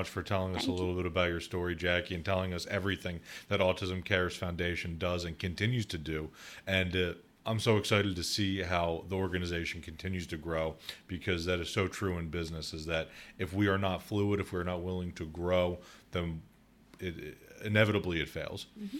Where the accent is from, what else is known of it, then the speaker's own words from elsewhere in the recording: Philadelphia, Pennsylvania, United States; So I grew up in the Northeast, Northeast mm-hmm. Philadelphia.